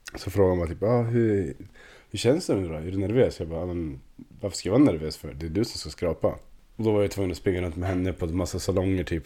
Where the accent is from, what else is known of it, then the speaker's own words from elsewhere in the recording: Östersund, Jämtland, Sweden; jag är från Torvalla, gillar Torvalla